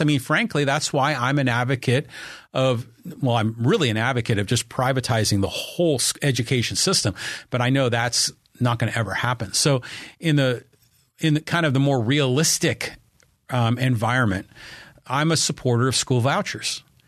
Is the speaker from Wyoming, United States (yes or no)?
no; Poway, California, United States; my hometown of Poway